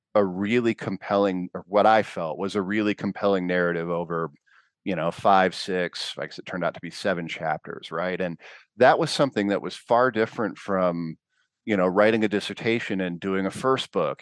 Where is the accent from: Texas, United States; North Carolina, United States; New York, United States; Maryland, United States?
Texas, United States; Fort Worth; my parents are Canadian, but I grew up in Fort Worth